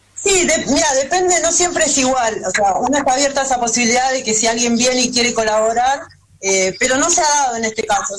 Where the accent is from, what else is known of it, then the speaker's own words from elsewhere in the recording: Zárate, Buenos Aires Province, Argentina; Yo, Zárate, Buenos Aires